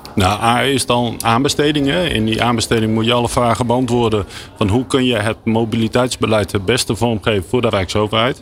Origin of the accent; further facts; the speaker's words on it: Netherlands; we dat als Nederlander